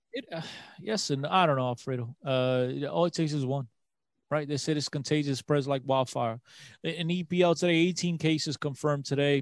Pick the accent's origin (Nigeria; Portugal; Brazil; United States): Portugal; Aveiro, Centro; in Aveiro, um, my hometown